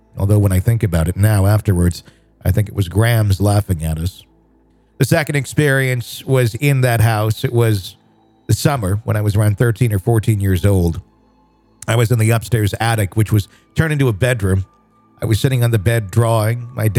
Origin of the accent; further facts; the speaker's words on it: Sweden; I'm from Sweden.